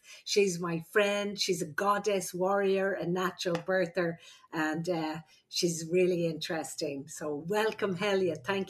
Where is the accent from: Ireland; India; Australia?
Ireland; also born or lived in California; now in Ventura, United States; I'm the Irish midwife.